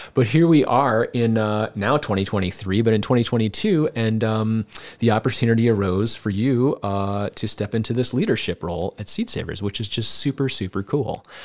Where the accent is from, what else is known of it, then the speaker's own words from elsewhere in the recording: Decorah, Iowa, United States; moved away as an adult; also born or lived in California; I knew Kent and Diane when I was a kid growing up here in Decorah